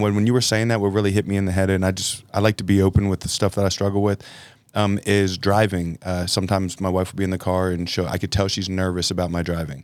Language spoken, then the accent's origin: English; Philadelphia, Pennsylvania, United States; now in Texas, United States; I'm from Philadelphia